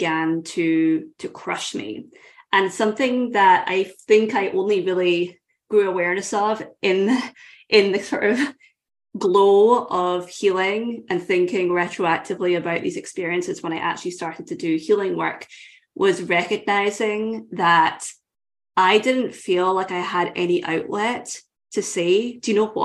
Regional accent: Scotland, United Kingdom; I grew up in Scotland

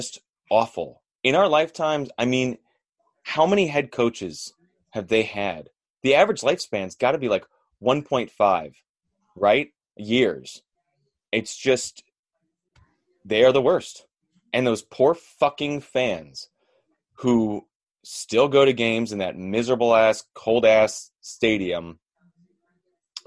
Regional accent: Buffalo, New York, United States; I'm from Buffalo

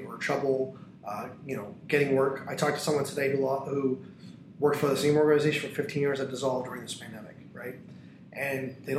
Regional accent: Tampa, Florida, United States; If you live in North Tampa and I live in South Tampa, but I grew up in North Tampa, so I know the mall there.

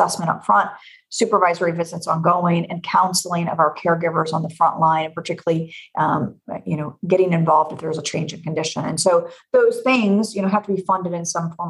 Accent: Knoxville, Tennessee, United States; now in Illinois, United States; I'm born and bred in Knoxville, Tennessee. So I'm a Southern gal who is transplanted to Illinois

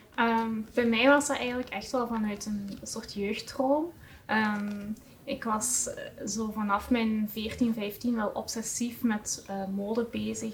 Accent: Heusden-Zolder, Flanders, Belgium; afkomstig van uh, Huszolder

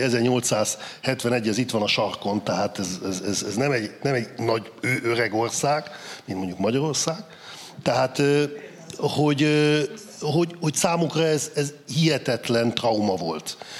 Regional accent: Saxony-Anhalt, Germany; én Kelet-Németországban születtem, ott nőttem föl, száz anhal tartományban

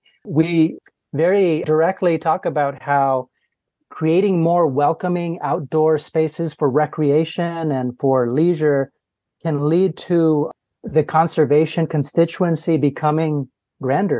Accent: Los Angeles, California, United States; I was born and raised in Los Angeles, California

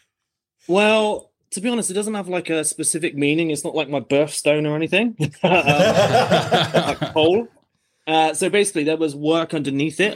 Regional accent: Bristol, South West England, United Kingdom; moved away as an adult; now in Australia; I'm from England originally, so I'm from the southwest. It's a harbour town called Bristol

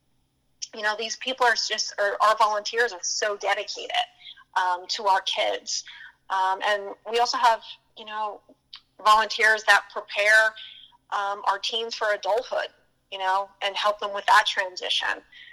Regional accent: Pottsville, Pennsylvania, United States; moved away; I grew up in a smaller town in Pennsylvania called Pottsville

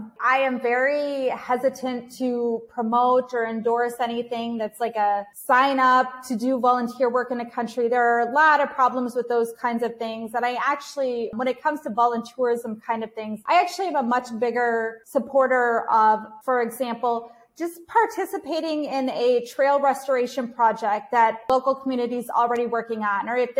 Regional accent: Ukraine; it provide me with a different perspective of my home country of Ukraine at that time

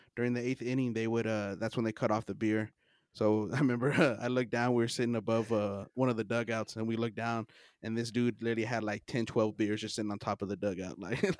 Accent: El Paso, Texas, United States; I mean, we grew up in El Paso, so we're like, oh, it's a Chihuahua, and he's speaking Spanish.

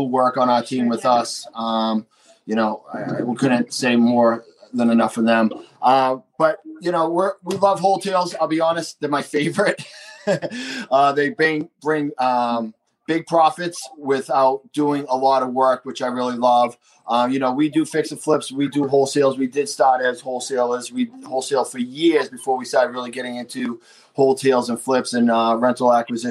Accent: Boston, Massachusetts, United States; accent: bad Boston; my bad Boston accent that we're kind of close to Boston

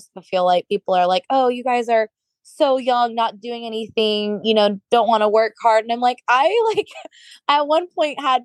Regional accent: Florida, United States; accent: northern; also born or lived in Minnesota; I actually grew up down here. We moved to Florida when I was 7

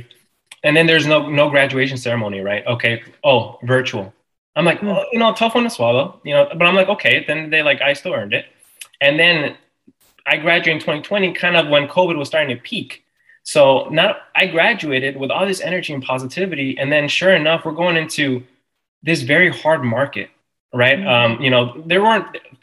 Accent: Harvey, Illinois, United States; I was born in Harvey, Illinois

